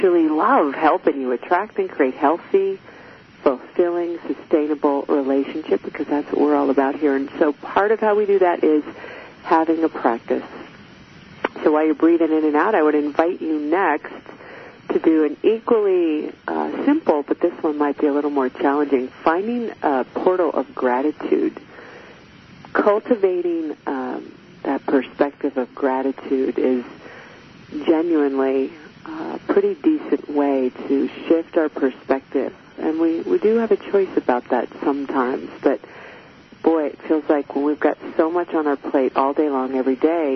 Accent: United States; I am American

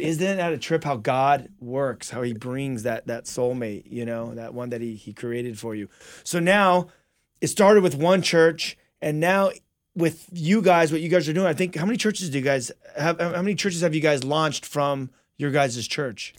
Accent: La Verne, California, United States; we grew up together out in Laverne

